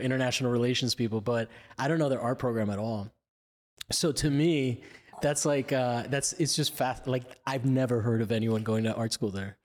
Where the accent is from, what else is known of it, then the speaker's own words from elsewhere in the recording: Miami, Florida, United States; I'm from Miami